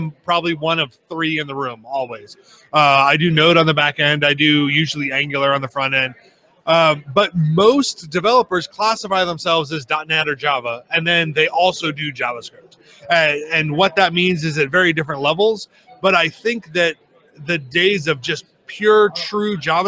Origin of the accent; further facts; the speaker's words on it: Kansas City, Missouri, United States; So I am from Kansas City, Missouri. I always have to add the Missouri because I'm not from the Kansas side.